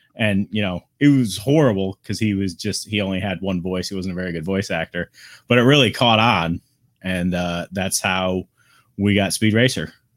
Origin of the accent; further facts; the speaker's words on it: South Chicago Heights, Illinois, United States; I was born in South Chicago Heights, which is right outside of Chicago, like thirty minutes